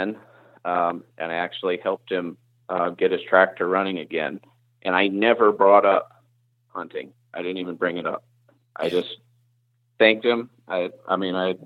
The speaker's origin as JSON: {"language": "English", "region": "North Carolina", "country": "United States", "tie": "born or raised there", "also_born_or_lived": "Indiana", "moved": "as an adult", "lives_now": "Iowa, United States", "said": "the South where I grew up"}